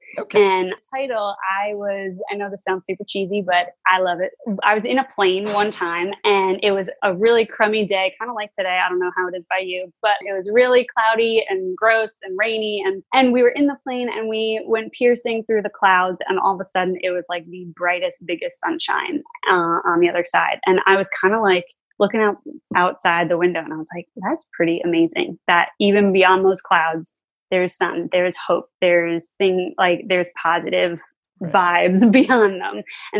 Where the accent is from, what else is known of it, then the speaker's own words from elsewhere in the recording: New York, United States; now in New Jersey, United States; I'm not. I'm actually originally from New York. And then I recently, well, like 3 years ago, I moved here because my husband lived here.